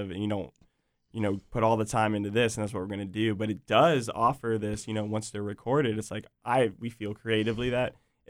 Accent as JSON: {"language": "English", "town": "Virginia Beach", "region": "Virginia", "country": "United States", "tie": "born or raised there", "said": "I was born in Virginia Beach. I've got family at the beach, grew up there, you know, love it."}